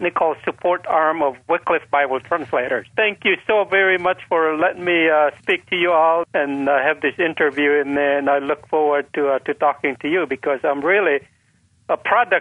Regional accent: Dibagat, Cordillera Administrative Region, Philippines; first language Isnag; English is a second language; now in United States; in the jungles where I grew up

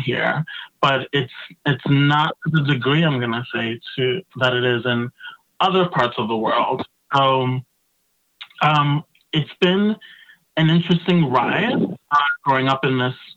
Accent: New York City, New York, United States; also born or lived in New Jersey; I was born in New York, native New Yorker, first generation. My parents are from the Dominican Republic originally

